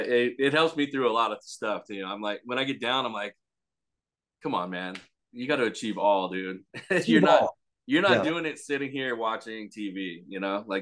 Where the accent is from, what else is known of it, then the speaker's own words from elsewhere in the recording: Pomona, California, United States; No, I'm from Pomona. Okay. I'm over here by the glass house.